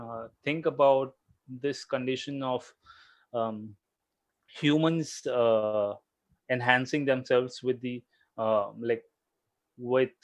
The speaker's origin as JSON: {"language": "English", "town": "Mumbai", "region": "Maharashtra", "country": "India", "tie": "born or raised there", "said": "born and brought up in Mumbai"}